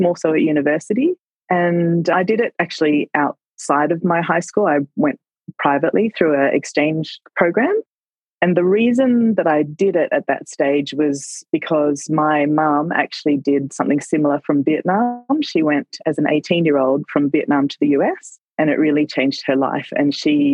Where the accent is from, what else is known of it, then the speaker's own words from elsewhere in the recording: Canberra, Australian Capital Territory, Australia; moved away as an adult; now in Tokyo, Japan; I was born and raised in Canberra, Australia, which is Ngunnawal country.